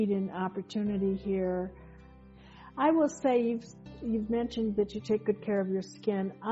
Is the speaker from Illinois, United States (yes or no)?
yes; Chicago, Illinois, United States; I was raised in Chicago, and the winter was so dry.